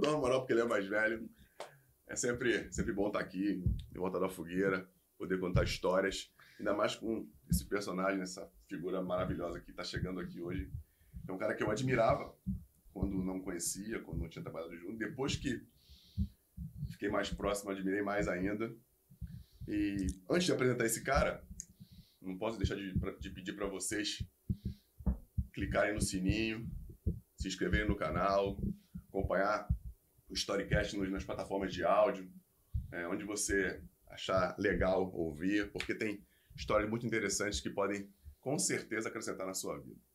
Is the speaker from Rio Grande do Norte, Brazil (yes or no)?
no; Rio de Janeiro, Brazil; eu sou de Padre Miguel